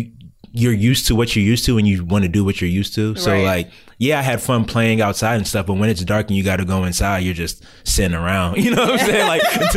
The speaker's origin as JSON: {"language": "English", "area": "Montgomery County", "region": "Maryland", "country": "United States", "tie": "born or raised there", "said": "I've been in Mo County most of my life too."}